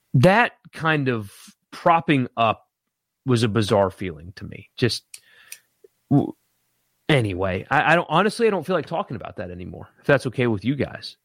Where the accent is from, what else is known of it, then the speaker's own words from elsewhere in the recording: South Carolina, United States; I grew up in South Carolina